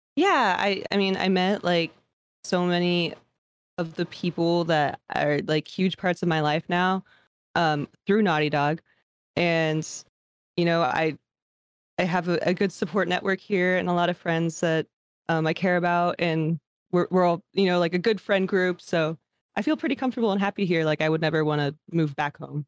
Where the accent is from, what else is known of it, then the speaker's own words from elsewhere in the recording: Midwest, United States; moved away as an adult; also born or lived in Los Angeles; I grew up in the Midwest